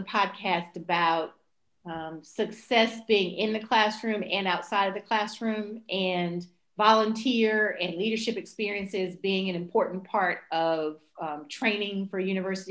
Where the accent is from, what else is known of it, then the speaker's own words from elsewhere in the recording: Coleridge, North Carolina, United States; moved away; also born or lived in Greensboro, North Carolina; I was born in Greensboro, North Carolina, but I grew up in this little town called Coleridge, North Carolina.